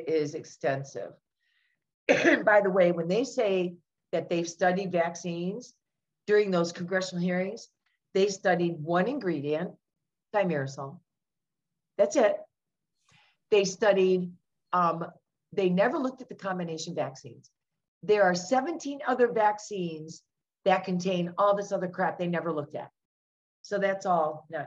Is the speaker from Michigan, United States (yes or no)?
yes; outside of Detroit, Michigan, United States; I grew up outside of Detroit, Michigan